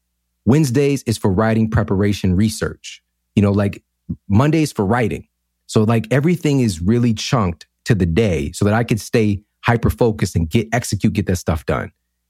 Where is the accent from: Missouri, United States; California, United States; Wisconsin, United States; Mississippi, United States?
Missouri, United States; St. Louis; You know, I'm in the Midwest right now. I grew up in St. Louis, and there's not a lot of people here that are doing things like I'm doing